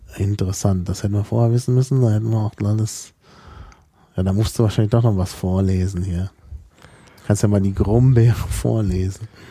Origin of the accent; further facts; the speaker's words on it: North Rhine-Westphalia, Germany; moved away; Also in der Gegend, wo ich aufgewachsen bin